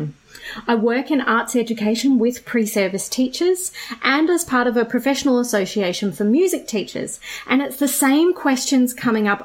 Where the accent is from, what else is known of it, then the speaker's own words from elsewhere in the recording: Australia; I was born in Australia. I am a settler here. All of my great-great-grandparents were also born in somewhere in Australia, and so I have a long, long history of growing up in Australia